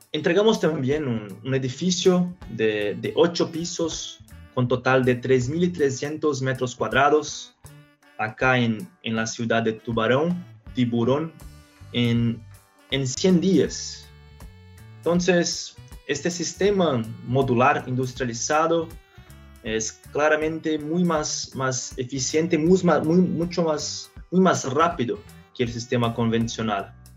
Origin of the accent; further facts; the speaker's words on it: São Paulo, Brazil; Spanish is a second language; also born or lived in Minnesota; empecé a estudiar ingeniería civil en Mackenzie, en São Paulo, donde yo nací